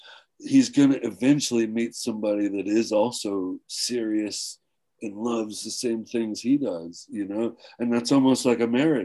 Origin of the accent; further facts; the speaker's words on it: Flint, Michigan, United States; I was from Flint, so you gotta have … in there.